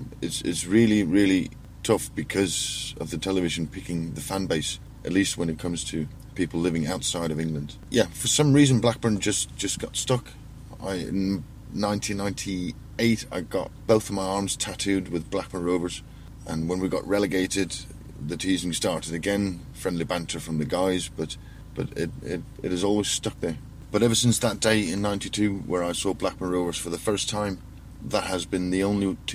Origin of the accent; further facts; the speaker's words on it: Faroe Islands; born or raised there